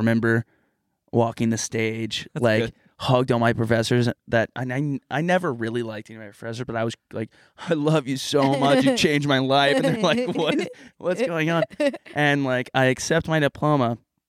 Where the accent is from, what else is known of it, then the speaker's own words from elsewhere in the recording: Canada; As a Canadian, that's kind of disrespectful to.